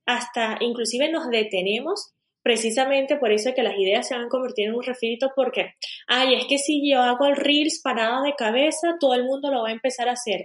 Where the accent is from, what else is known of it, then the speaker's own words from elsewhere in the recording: Venezuela; moved away as an adult; also born or lived in Spain; now in Portugal; yo realmente nací y crecí en Venezuela